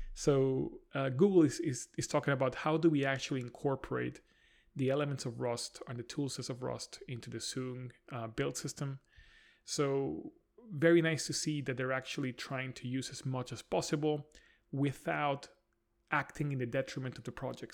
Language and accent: English; Spain; now in London, United Kingdom; Spain, which is my home country